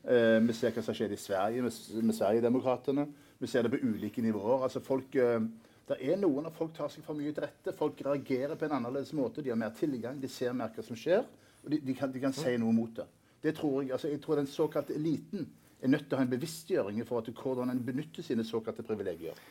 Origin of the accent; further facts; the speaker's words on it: Norway; vi som nordmenn